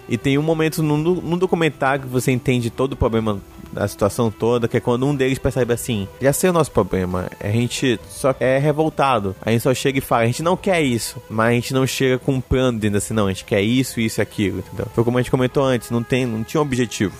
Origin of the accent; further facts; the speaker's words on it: Brazil; a gente é brasileiro